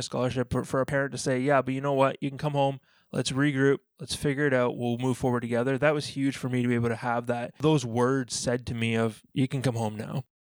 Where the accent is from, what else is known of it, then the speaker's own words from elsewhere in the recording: Ontario, Canada; moved away as an adult; also born or lived in Alabama, United States; being a Canadian kid growing up